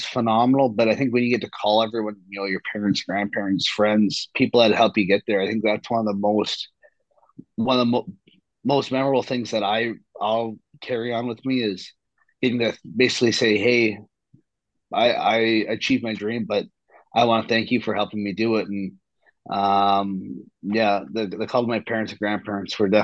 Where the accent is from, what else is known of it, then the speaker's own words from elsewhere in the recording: Kamloops, British Columbia, Canada; as a Canadian and as like a Canadian kid growing up